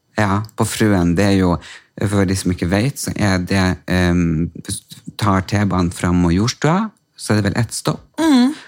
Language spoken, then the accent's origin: Norwegian; Storjord, Norway; Storjord, der jeg er fra.